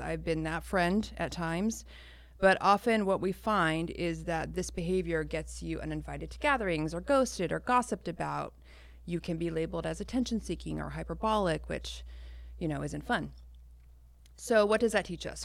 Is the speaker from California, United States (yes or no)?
yes; Roseville, California, United States; also born or lived in Orange County, California / Citrus Heights, California; I was three when they split up, and then we moved to Roseville